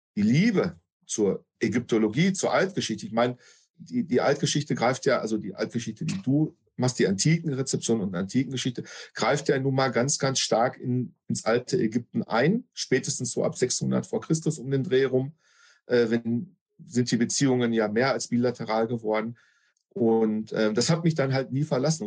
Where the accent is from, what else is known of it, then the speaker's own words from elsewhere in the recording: North Rhine-Westphalia, Germany; bei uns in NRW